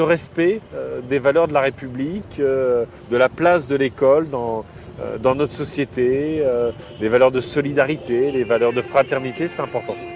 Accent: Picardy, Hauts-de-France, France; moved away as an adult; also born or lived in Burkina Faso; Moi, je viens de la Picardie

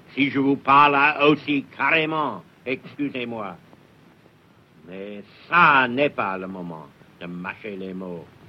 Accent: England, United Kingdom; French is a second language; ici, chez nous, en Angleterre

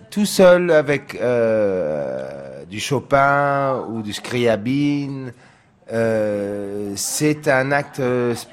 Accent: San Diego, California, United States; French is a second language; Alors, euh, je dois dire que je viens de San Diego, que j'étais dans le skateboard et, le surf

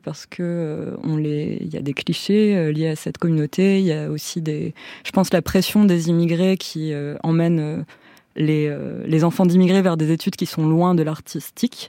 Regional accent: France; en grandissant en France

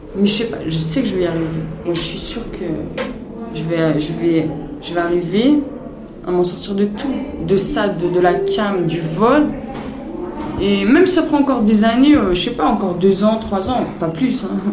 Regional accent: Bobigny, Île-de-France, France; Chez moi, à Bobigny.

